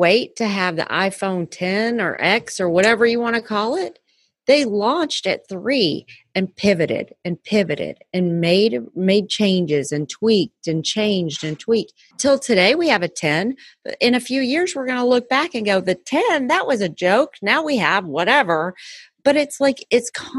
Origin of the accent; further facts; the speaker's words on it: Texas, United States; I'm still a Texan